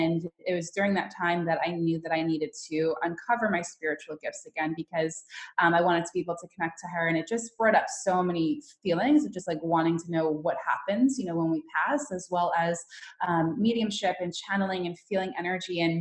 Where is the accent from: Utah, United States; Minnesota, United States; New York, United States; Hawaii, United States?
New York, United States; New York City; moved away as an adult; now in California, United States; I'm originally from New York. I just moved to California. So for me growing up, it was always the dream to be like, you know, that New York City hustler